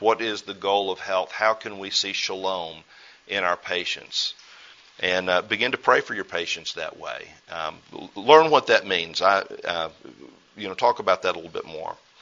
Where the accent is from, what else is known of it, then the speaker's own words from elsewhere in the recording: United States; as an American